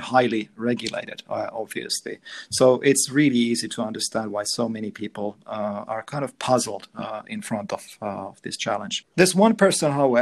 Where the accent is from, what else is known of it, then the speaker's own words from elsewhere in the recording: Finland; we're in from Finland